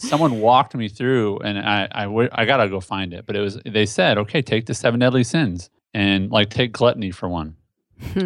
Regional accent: Indianapolis, Indiana, United States; moved away as an adult; now in Tennessee, United States; I was born and raised in Indianapolis, Indiana

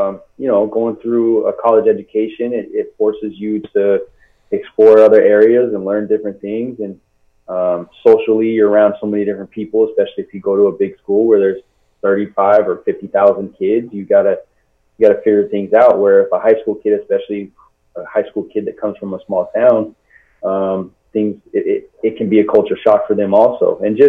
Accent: Seattle, Washington, United States; I grew up in the Seattle area

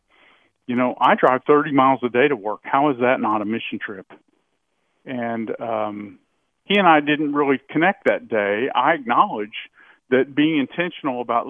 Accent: United States; I was born in America

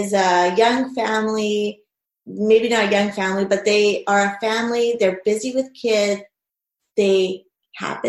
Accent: Thunder Bay, Ontario, Canada; I'm also a mom, and I'm from Thunder Bay

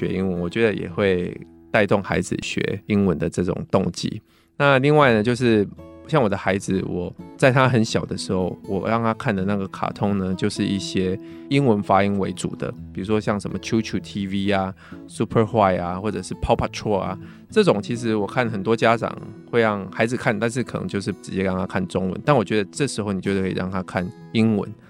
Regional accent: Taiwan; 但是我知道这个在台湾其实蛮难执行，因为我们其实就没有一个讲英文的环境。

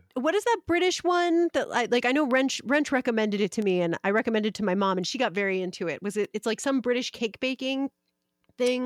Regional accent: Maryland, United States; I'm from Maryland

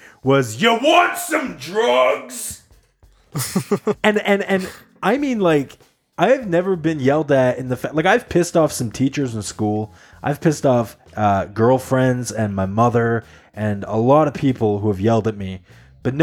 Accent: just outside of Toronto, Ontario, Canada; moved away; I was born just outside of Toronto

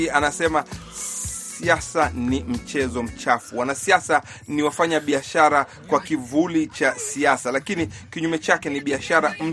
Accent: Coast, Kenya; natokea pwani ya Kenya

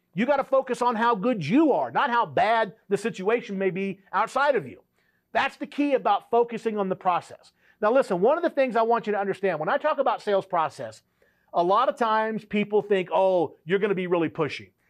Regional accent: South Louisiana, United States; I grew up in South Louisiana

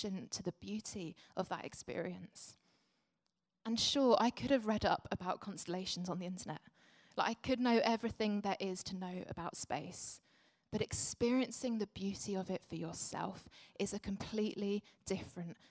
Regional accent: Essex, East of England, United Kingdom; now in London, United Kingdom; I grew up in Essex and now lived in London.

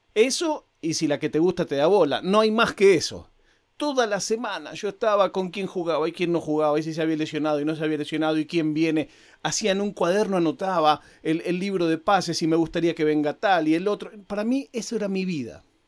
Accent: Banfield, Buenos Aires Province, Argentina; me crié a dos cuadras de la cancha.

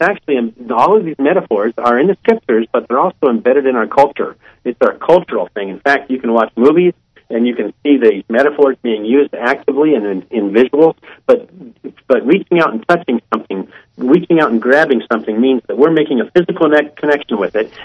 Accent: Columbus, Ohio, United States; I'm from Columbus, Ohio.

